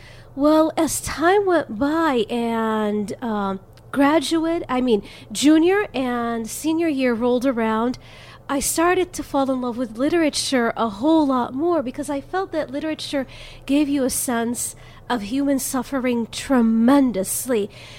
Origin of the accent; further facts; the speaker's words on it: Jerusalem, Jerusalem District, Israel; English is a second language; now in United States; I was born in Jerusalem, and I was raised there, which means that I grew up having... known the language. I learned the language at a very young age. I learned the culture. I learned the music. And then my family and I came here to America.